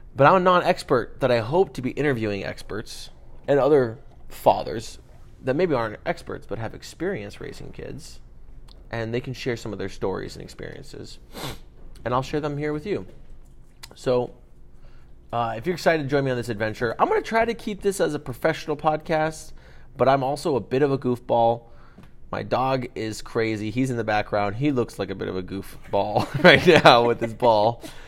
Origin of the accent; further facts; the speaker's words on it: Los Angeles, California, United States; I was born and raised in Los Angeles, uh, East Los Angeles, uh, El Cerrito